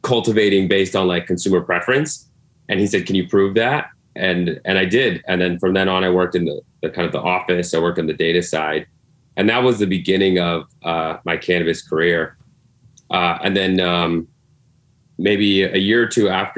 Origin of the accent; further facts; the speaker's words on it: Colorado, United States; moved away as an adult; now in New York, United States; Definitely born and raised in Colorado. Very proud of it